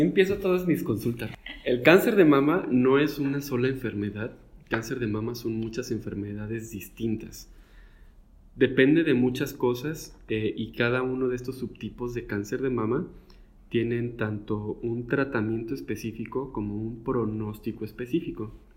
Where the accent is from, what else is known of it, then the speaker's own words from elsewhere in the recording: Guadalajara, Jalisco, Mexico; now in Monterrey, Mexico; yo de hecho soy originario de Guadalajara, pero pues el, viento me trajo al norte.